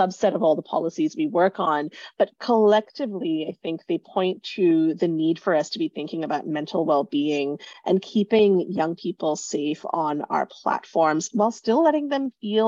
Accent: Singapore; moved away; I grew up in Singapore, have lived in a number of different countries since.

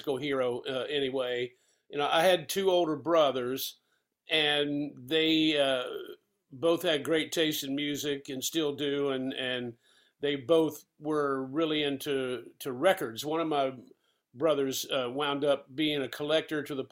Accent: Asheville, North Carolina, United States; growing up at that time in the South, regional music was still very important. You know, the people in Asheville and that part of North Carolina

